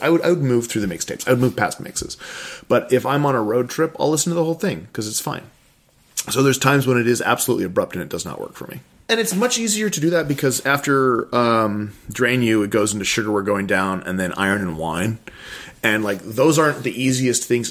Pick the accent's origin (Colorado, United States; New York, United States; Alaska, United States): Alaska, United States; Kodiak; also born or lived in Anchorage, Alaska; it would take 20 minutes to get anywhere in my hometown in Kodiak